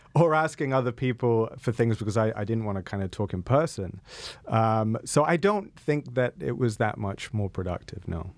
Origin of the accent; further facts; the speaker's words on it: United Kingdom; I am British